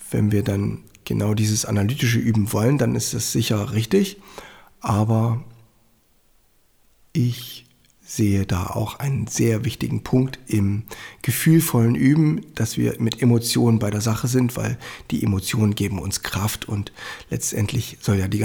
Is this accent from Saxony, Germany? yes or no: yes; Annaberg-Buchholz, Saxony, Germany; die St. Annenkirche in Annaberg-Buchholz, meiner Heimatstadt.